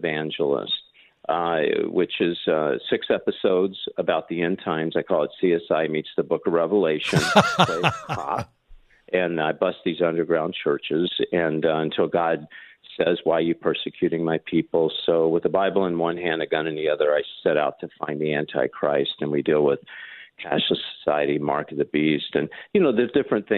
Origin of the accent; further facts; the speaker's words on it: Kentucky, United States; moved away as an adult; also born or lived in Nashville / Hollywood; I'm from Kentucky